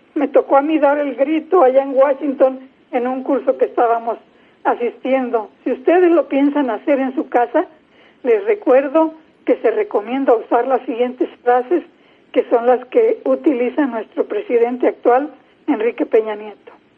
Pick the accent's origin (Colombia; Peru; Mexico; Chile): Mexico